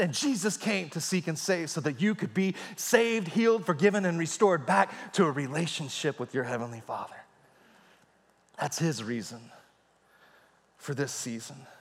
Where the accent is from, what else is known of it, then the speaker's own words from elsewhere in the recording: Texas, United States; I was a boy growing up in Texas